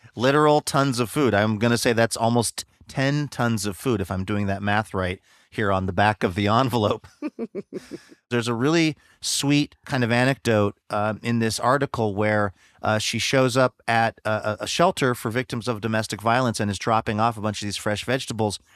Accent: the Northwest, Pacific Northwest, United States; I grew up in the Northwest

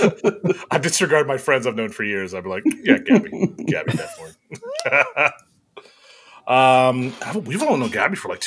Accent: Ohio, United States; also born or lived in Columbus, Ohio / Canton, Ohio; I'm from Ohio. I just moved just south of Akron

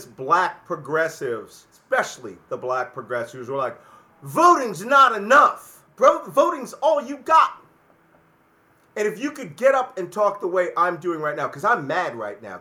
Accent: Philadelphia, Pennsylvania, United States; I'm from Philadelphia

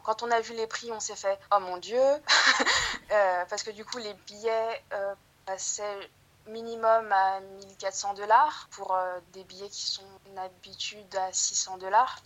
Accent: France; moved away as an adult; now in Kansas City, United States; je suis française je viens de, France

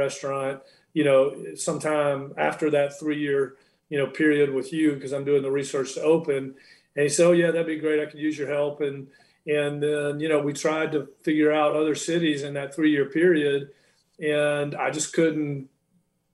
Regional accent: Charlotte, North Carolina, United States; now in Alabama, United States; I grew up in Charlotte, North Carolina

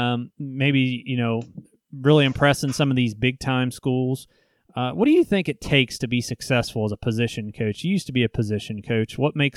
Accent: Nebraska, United States; Well, I mean, growing up in Nebraska and hearing all that and knowing the buzz around that program right now, I think it is.

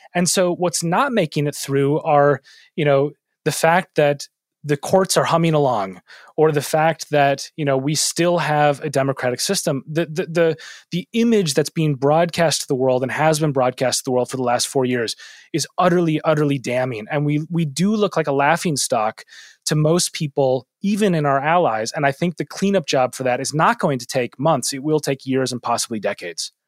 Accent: Minneapolis, Minnesota, United States; moved away; my hometown of Minneapolis

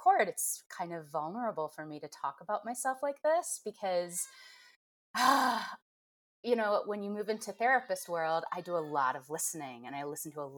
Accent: Midwest, United States; moved away; I grew up in the Midwest

